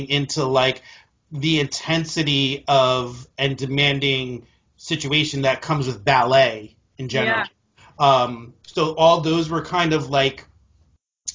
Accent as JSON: {"language": "English", "region": "New Jersey", "country": "United States", "tie": "born or raised there", "said": "I grew up in New Jersey"}